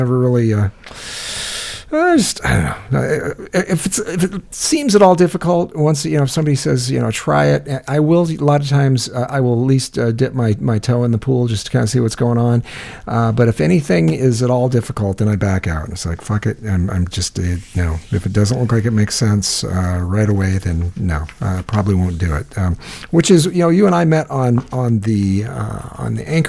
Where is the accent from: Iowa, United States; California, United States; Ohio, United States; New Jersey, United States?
Iowa, United States; I'm from Iowa